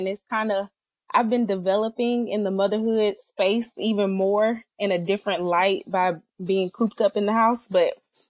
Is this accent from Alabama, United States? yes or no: yes; Alabama, United States; I teach history, which I absolutely love, in Montgomery. So I'm from Sweet Home, Alabama.